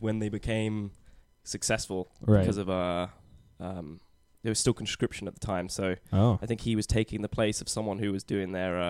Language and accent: English; southwest England near Bristol, South West England, United Kingdom; moved away; I'm from southwest near Bristol.